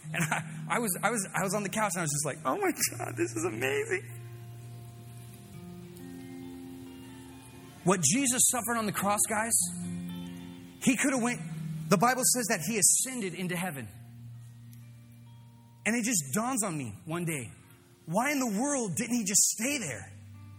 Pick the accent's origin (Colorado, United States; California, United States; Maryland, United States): California, United States; Fresno